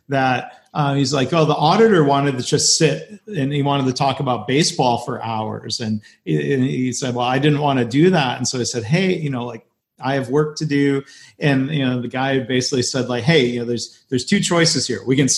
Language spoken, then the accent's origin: English; Detroit, Michigan, United States; growing up around Detroit